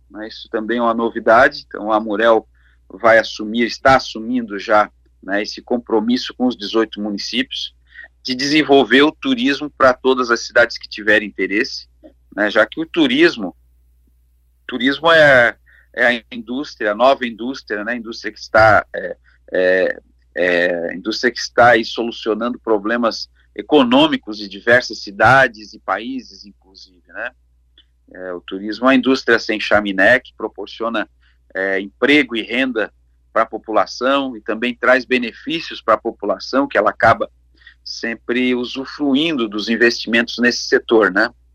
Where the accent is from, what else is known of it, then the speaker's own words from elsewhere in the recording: Lauro Müller, Santa Catarina, Brazil; now in Laguna, Brazil; na minha terra que a gente carrega no coração, né, minha amada Lauro Miller